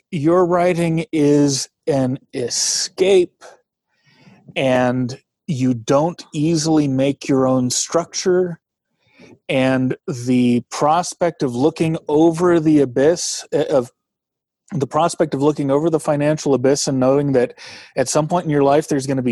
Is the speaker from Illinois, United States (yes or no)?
no; Bay Area, California, United States; moved away; I grew up in the Bay Area where big earthquakes happen